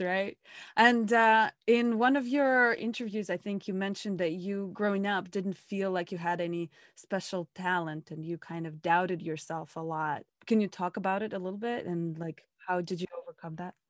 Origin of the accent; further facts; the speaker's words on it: Russia; moved away; I'm from Russia